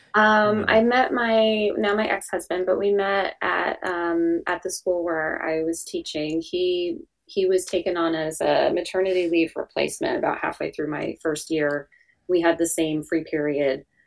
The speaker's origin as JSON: {"language": "English", "region": "New Jersey", "country": "United States", "tie": "born or raised there", "said": "born and raised in New Jersey"}